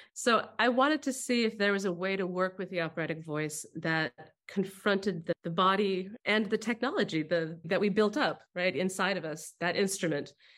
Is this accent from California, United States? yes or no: yes; Albany, California, United States; I grew up next to Berkeley in a little town called Albany